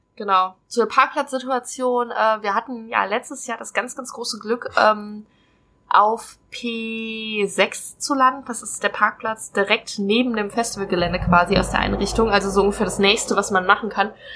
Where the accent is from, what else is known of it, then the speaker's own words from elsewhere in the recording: North Rhine-Westphalia, Germany; also born or lived in Hesse; now in Trier, Germany; ich komme ursprünglich aus NRW